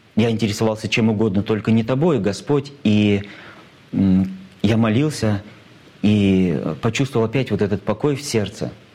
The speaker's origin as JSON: {"language": "Russian", "town": "Cheboksary", "region": "Chuvashia", "country": "Russia", "tie": "born or raised there", "said": "мой родной город, мой любимый город Чебоксары"}